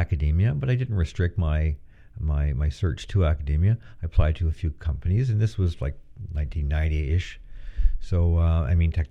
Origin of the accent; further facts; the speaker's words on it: Fredericton, New Brunswick, Canada; moved away as an adult; also born or lived in Waterloo, Ontario; now in Peterborough, Canada; I come from Fredericton, New Brunswick, which is a university town.